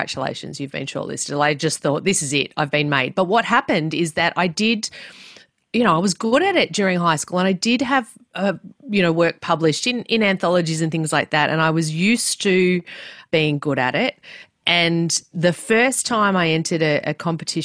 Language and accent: English; Melbourne, Victoria, Australia; I grew up in Melbourne, not very far from where I live right now